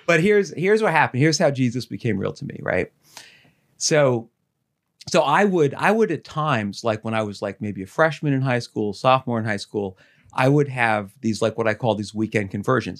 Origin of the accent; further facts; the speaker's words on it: Dumont, New Jersey, United States; I grew up in Dumont